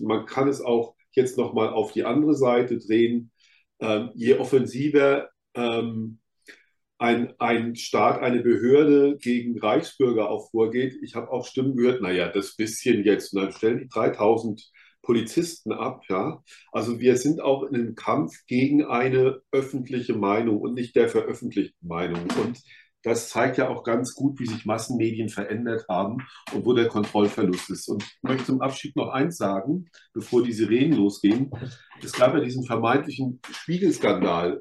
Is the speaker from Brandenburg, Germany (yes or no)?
no; Rhineland-Palatinate, Germany; ich komme aus der Pfalz